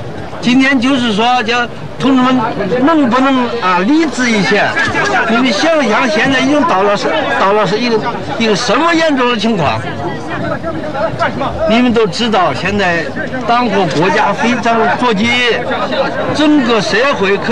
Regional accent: Taiwan; 按这个，我给同学们讲几句话。我们来自台湾了啊。

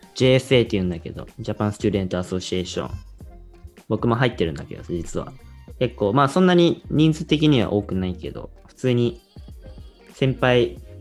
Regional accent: Japan; moved away as an adult; now in United States; 日本人とはいえそう僕みたいにこうずっと日本の高校に来た子

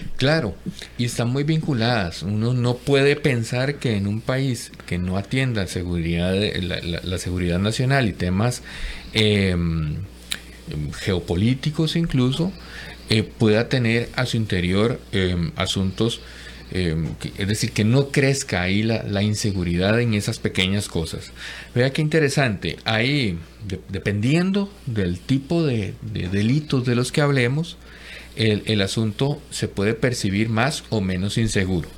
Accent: Costa Rica; como costarricenses

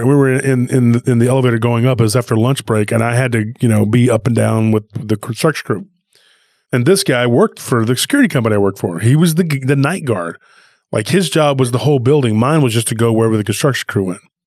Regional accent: Taylor, Texas, United States; Lockhart kinda has a friendly rivalry with my hometown, Taylor

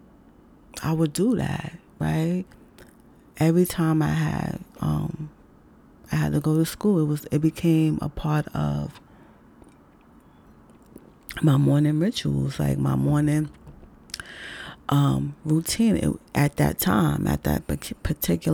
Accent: New York City, New York, United States

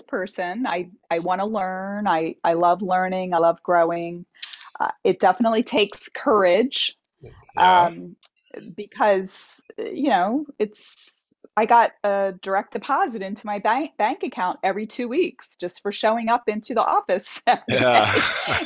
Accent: Delaware, United States; moved away as an adult; also born or lived in Boston, Massachusetts; I grew up in Delaware in the United States, and it's a very rural area.

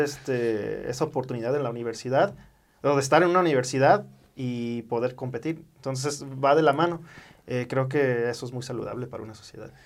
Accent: United States; moved away; desde niño este, crecí en Estados Unidos

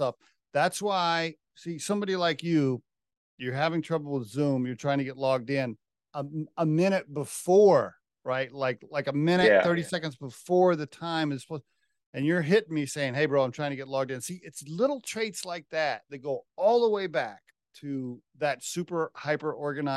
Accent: Oklahoma, United States; moved away; also born or lived in Dallas, Texas / Austin, Texas; I grew up in Oklahoma, but I lived in Dallas and I lived in Austin for three or four years

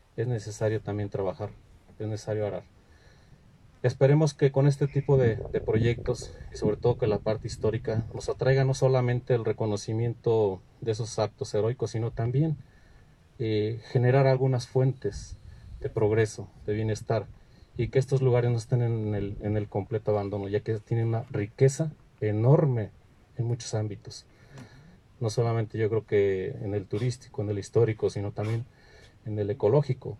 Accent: Michoacán, Mexico; en Michoacán también tenemos un orgullo histórico

